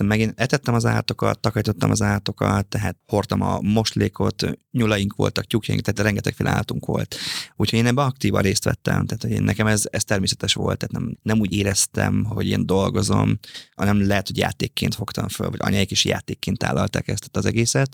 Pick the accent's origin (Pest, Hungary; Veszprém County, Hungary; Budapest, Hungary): Veszprém County, Hungary; Papkeszi; Én egy 1500 fős kis faluban nőttem fel papkeszi, a falu szélén ott születtem